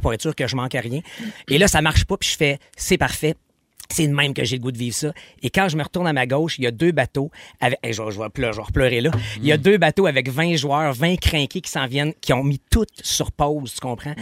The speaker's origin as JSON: {"language": "French", "region": "Quebec", "country": "Canada"}